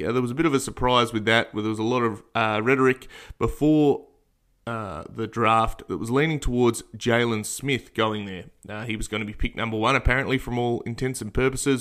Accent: Australia; as an Australian

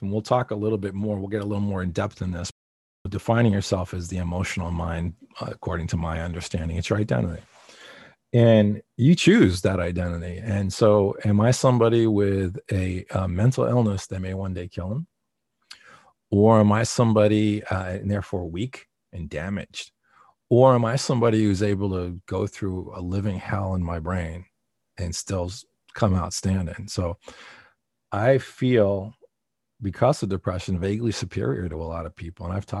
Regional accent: East Coast, United States; I come from the East Coast and I have a certain way of talking

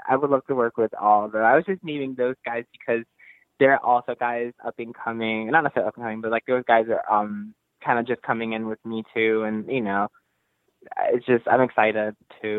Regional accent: Newark, New Jersey, United States; the first Capital allowed me to wrestle in my hometown

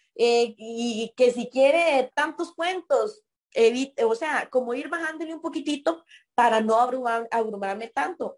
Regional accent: Puriscal, San José, Costa Rica; soy de Bajo los Murillo, de Puriscal, una zona bastante lejana del cantón

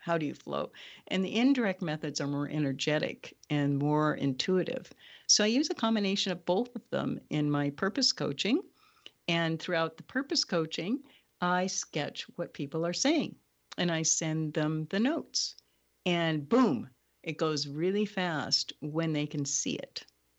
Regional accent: Hawaii, United States; I'm a Hawaiian shaman.

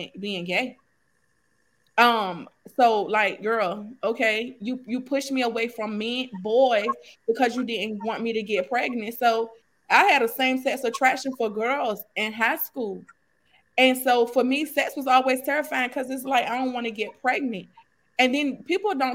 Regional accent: Norfolk, Virginia, United States; I'm from Norfolk, Virginia

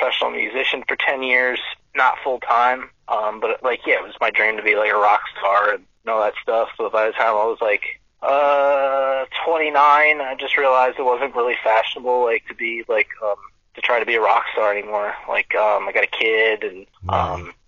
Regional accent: Wilmington, Delaware, United States; I'm from Wilmington, Delaware

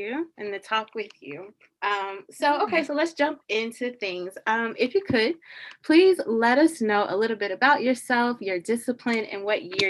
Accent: Charlotte, North Carolina, United States; I grew up in Charlotte, so I'm repping the 704.

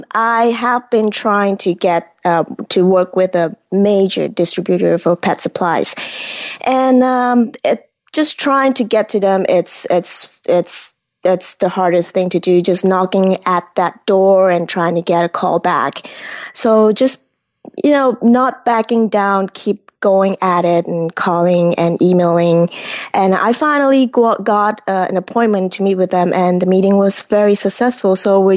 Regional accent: Kuala Lumpur, Malaysia; moved away as an adult; now in United States; I grew up in Malaysia at the heart of big city Kuala Lumpur, where the big twin tower is. And I came to United States at 18 to study aerospace engineering.

